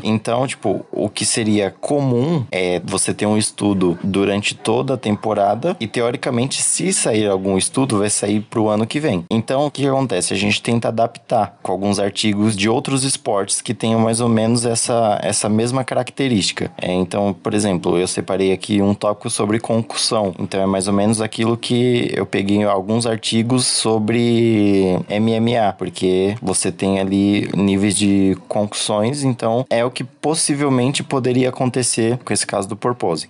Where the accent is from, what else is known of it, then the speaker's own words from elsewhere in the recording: São Paulo, Brazil; eu sou de São Paulo